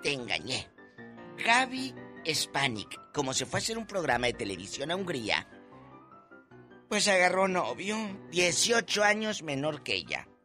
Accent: Matamoros, Tamaulipas, Mexico; en mi tierra, en Matamoros

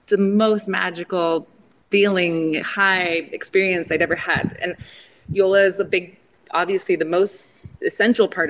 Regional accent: Southern California, United States; I grew up in Southern California around a lot of like agriculture farming towns.

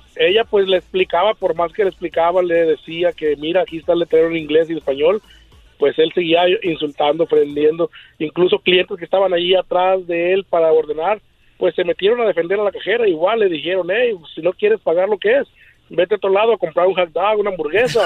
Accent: Mexico; also born or lived in Michoacán; now in Anaheim, United States; originario Zacatecas y Michoacán

